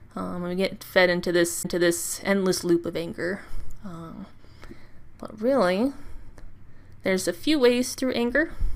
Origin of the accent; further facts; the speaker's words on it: United States; I'm American